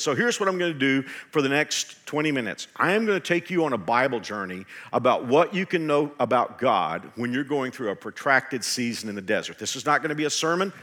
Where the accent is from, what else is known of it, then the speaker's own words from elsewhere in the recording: Texas, United States; in my home state of Texas